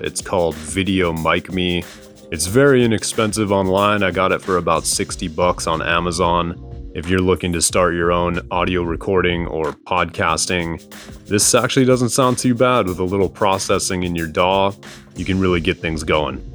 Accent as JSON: {"language": "English", "area": "Oahu", "region": "Hawaii", "country": "United States", "tie": "born or raised there", "said": "We grew up on Oahu together"}